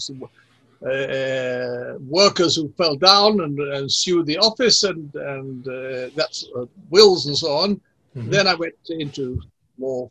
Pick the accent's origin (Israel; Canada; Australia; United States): Israel; accent: English accent; Hebrew accent; also born or lived in England; I grew up in Israel